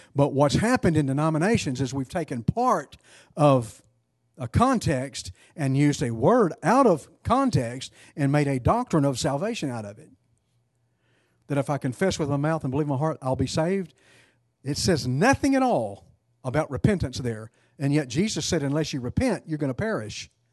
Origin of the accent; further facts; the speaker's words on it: East Texas, United States; I'm from East Texas.